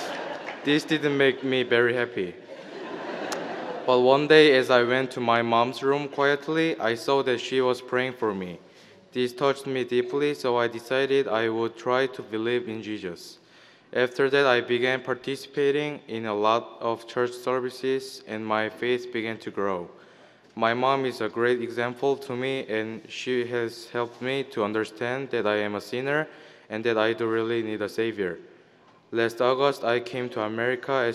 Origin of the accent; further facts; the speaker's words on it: South Korea; moved away; I was born in South Korea